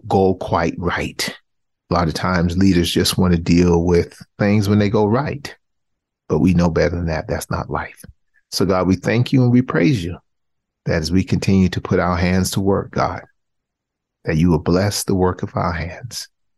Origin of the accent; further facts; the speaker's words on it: the South, United States; I'm born and raised in the South.